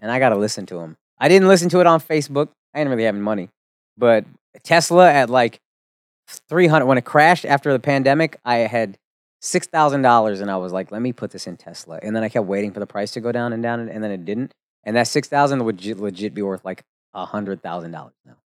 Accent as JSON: {"language": "English", "town": "Plano", "region": "Texas", "country": "United States", "tie": "born or raised there", "also_born_or_lived": "Frisco, Texas", "said": "I grew up in Plano, then I moved to Frisco."}